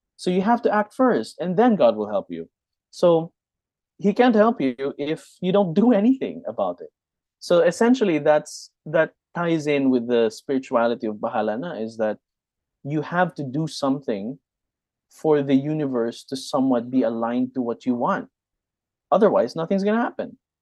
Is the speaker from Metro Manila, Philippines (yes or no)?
no; Silay, Negros Island Region, Philippines; I'm I'm from Negros. I I grew up in Silay, which is in Negros Occidental